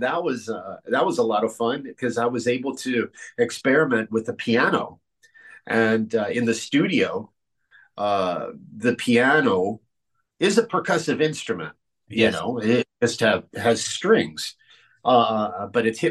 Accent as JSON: {"language": "English", "country": "Cuba", "moved": "yes", "said": "my home country of Cuba"}